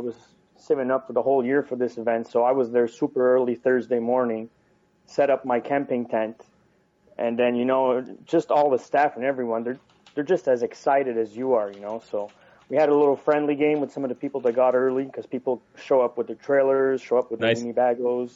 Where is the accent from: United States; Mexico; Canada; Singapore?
Canada; We are Canadian